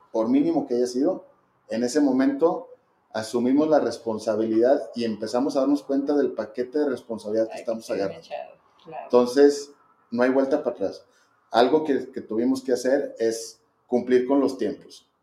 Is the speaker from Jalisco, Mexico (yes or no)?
no; Zacatecas, Mexico; somos gente pues, de Zacatecas, que le hemos chambeado